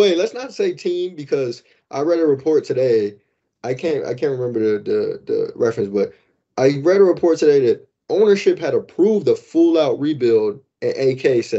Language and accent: English; Chicago, Illinois, United States; I'm from Chicago.